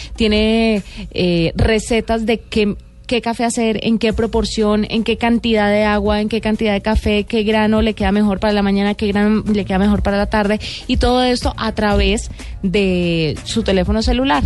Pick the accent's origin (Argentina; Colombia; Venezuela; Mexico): Colombia; los colombianos que nos gusta tanto el café